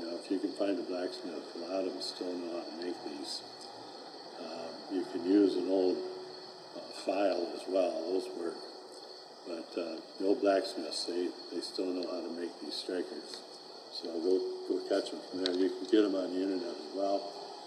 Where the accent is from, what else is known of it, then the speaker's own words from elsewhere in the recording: Michigan, United States; I'm from Michigan, and we're in Michigan right now.